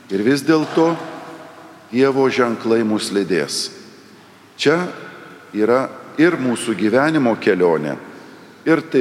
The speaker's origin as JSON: {"language": "Lithuanian", "country": "Lithuania", "said": "Dažnai mes, lietuviai, prisimename sovietmetį"}